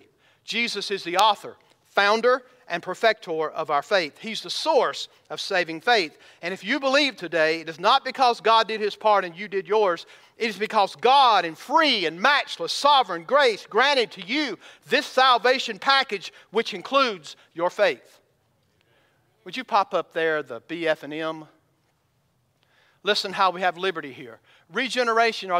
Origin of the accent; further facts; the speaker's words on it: Georgia, United States; I'm from Georgia